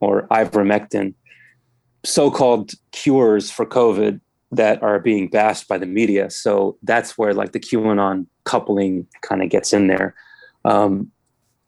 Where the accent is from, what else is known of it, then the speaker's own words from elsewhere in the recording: Germantown, Maryland, United States; I'm from here originally